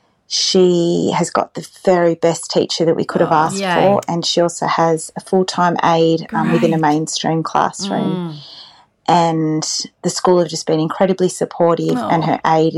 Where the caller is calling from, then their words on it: New South Wales, Australia; I'm calling in from New South Wales.